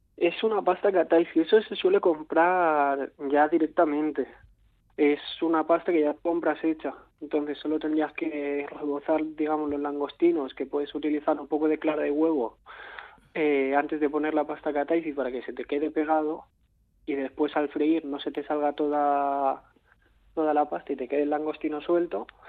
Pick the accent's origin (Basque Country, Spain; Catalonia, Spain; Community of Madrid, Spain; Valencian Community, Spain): Catalonia, Spain; yo vengo de Cataluña